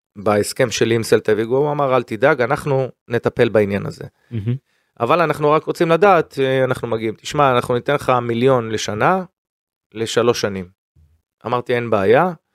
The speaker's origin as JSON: {"language": "Hebrew", "country": "Israel", "said": "קודם כל אני ישראלי, קודם כל אני יהודי"}